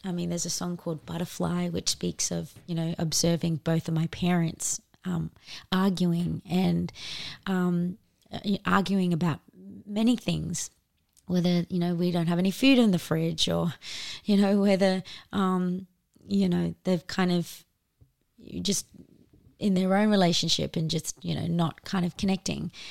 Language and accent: English; Darwin, Northern Territory, Australia; we were both born and bred in Darwin